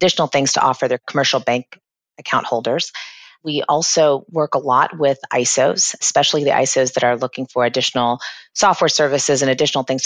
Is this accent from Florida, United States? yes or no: yes; Florida, United States; also born or lived in England / Boston; I've lived and resided in Florida most of my life